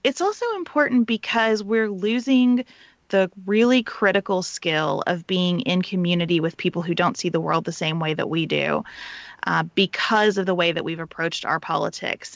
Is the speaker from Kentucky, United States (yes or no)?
yes; Western Kentucky, United States; I grew up in Western Kentucky.